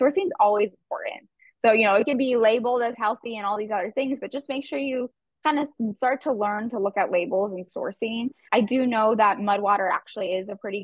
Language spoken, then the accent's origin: English; Scottsdale, Arizona, United States; Scottsdale, Arizona area. I'm actually one of the few that was born and raised here